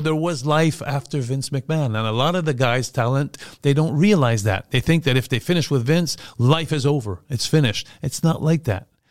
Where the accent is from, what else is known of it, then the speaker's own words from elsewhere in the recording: Montreal, Quebec, Canada; Montreal, my hometown